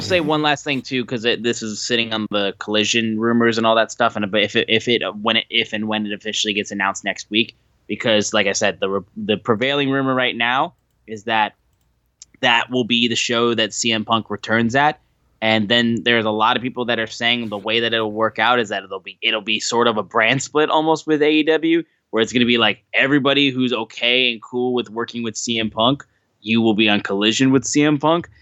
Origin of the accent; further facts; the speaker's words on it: Michigan, United States; we're from Michigan